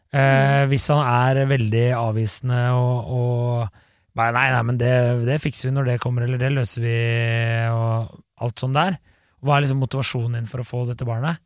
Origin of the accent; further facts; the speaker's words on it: Bærum, Akershus, Norway; Jeg er jo fra Bærum